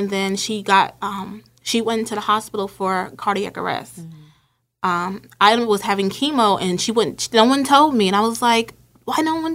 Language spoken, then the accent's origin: English; Linden, New Jersey, United States; born or raised there; moved away as an adult; also born or lived in Summit, New Jersey / Newark, New Jersey